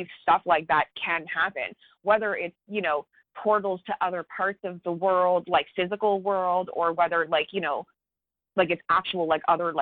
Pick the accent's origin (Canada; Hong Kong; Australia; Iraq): Canada; I'm Canadian